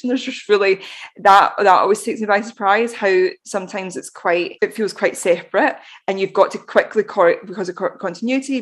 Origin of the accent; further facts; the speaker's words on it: Glasgow, Scotland, United Kingdom; we're both from Glasgow